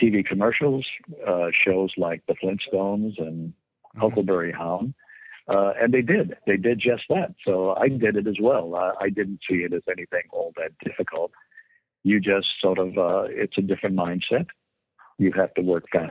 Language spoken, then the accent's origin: English; Santa Barbara, California, United States; my hometown of Santa Barbara